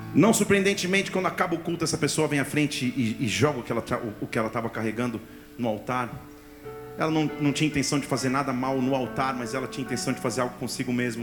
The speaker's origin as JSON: {"language": "Portuguese", "town": "Barbacena", "region": "Minas Gerais", "country": "Brazil", "tie": "born or raised there", "said": "Na minha infância, lá em Barbacena"}